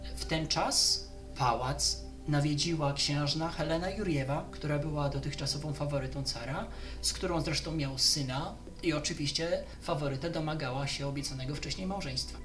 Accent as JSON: {"language": "Polish", "town": "Skierniewice", "region": "Łódź Voivodeship", "country": "Poland", "tie": "born or raised there", "moved": "yes", "said": "generalnie stamtąd wyszedłem, stamtąd wyrosłem"}